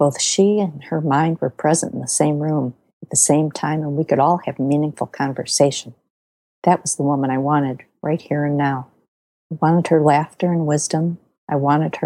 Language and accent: English; Elmhurst, Illinois, United States; I grew up in Elmhurst, Illinois